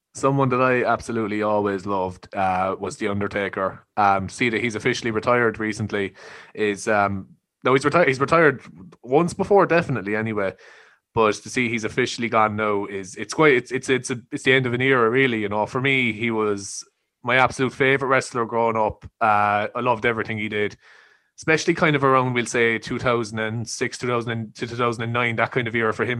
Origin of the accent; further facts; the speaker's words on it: Ireland; I think we're raised to be quite patriotic and quite, you know, proud of where we're from and respectful